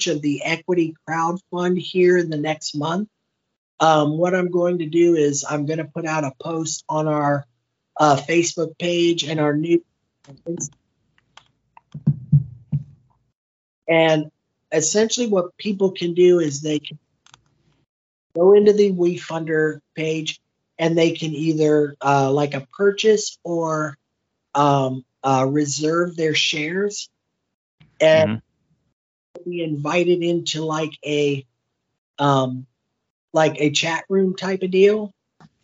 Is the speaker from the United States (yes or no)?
yes; Westerville, Ohio, United States; also born or lived in Medina, Ohio; now in Cape Coral, United States; I grew up in Westerville, but my family grew up in Orrville